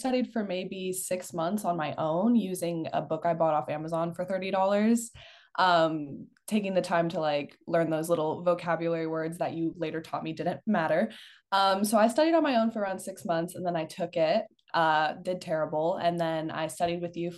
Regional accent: South Florida, United States; moved away as an adult; now in Tallahassee, United States; my hometown down in South Florida

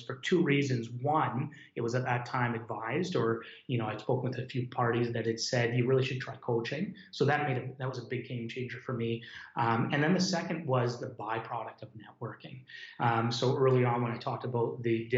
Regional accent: Hamilton, Ontario, Canada; also born or lived in Dundas, Ontario; I grew up in Hamilton or Dundas.

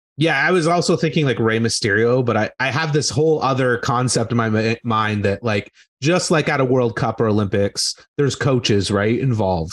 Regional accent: Brockville, Ontario, Canada; my hometown, which was Brockville, Ontario

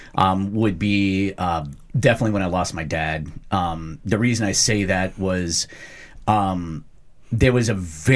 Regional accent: Omaha, Nebraska, United States; born or raised there

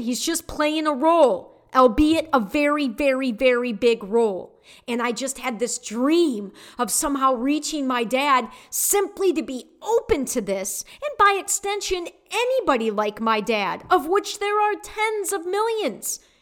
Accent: Detroit, Michigan, United States; I was born in Detroit

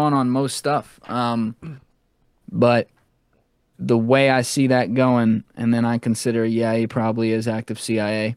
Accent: United States; as an American

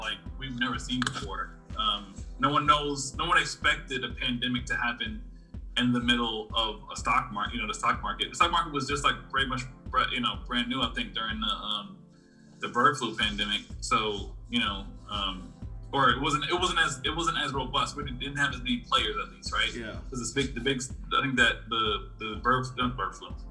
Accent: New York City, New York, United States; Growing up in Brooklyn for a, certain period of time

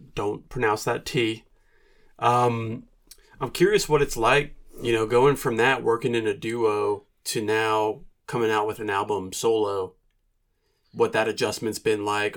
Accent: New Jersey, United States; moved away as an adult; now in Asheville, United States; I grew up in New Jersey

